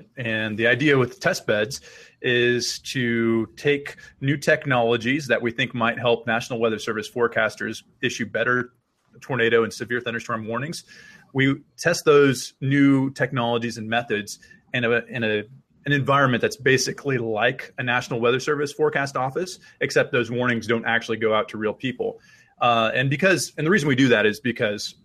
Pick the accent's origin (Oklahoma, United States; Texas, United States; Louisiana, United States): Oklahoma, United States; Stillwater; I'm originally from Stillwater, Oklahoma, and that's actually where I grew to enjoy severe weather